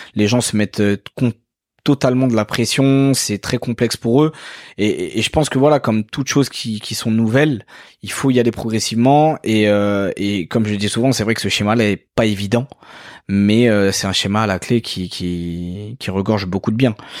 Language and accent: French; France; also born or lived in Mauritius / Paris; moi j'ai évolué en France, j'ai grandi en France, je continue à, vivre dans ce pays-là.